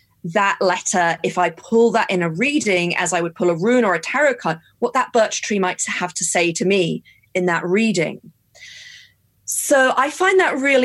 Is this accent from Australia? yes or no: no; United Kingdom; I'm British and this is how I was brought up